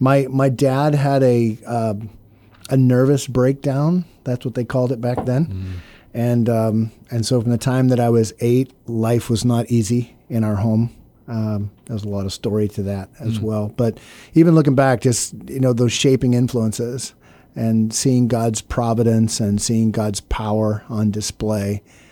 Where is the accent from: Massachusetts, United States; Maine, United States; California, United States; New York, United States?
Maine, United States; Brooks; My dad, when I was born, was a church planter in the state of Maine, a little village called Brooks, Maine. And so you know, I grew up under the sound of the gospel